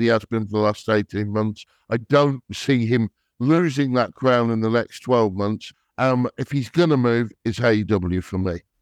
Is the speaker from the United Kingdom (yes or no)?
yes; England, United Kingdom; I'm English or British